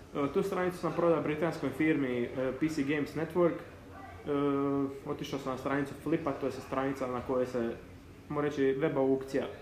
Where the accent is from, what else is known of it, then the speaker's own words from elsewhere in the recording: Zadar, Zadar County, Croatia; imam 20 godina, dolazim iz Zadra.